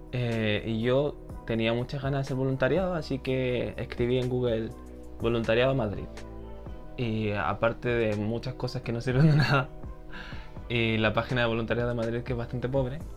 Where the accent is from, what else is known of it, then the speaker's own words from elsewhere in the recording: Chile; yo creo que soy más de Corea que de Chile